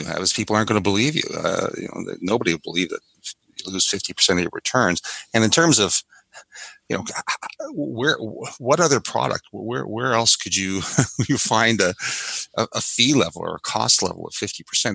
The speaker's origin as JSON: {"language": "English", "region": "the Maritimes", "country": "Canada", "tie": "born or raised there", "said": "I grew up in the Maritimes"}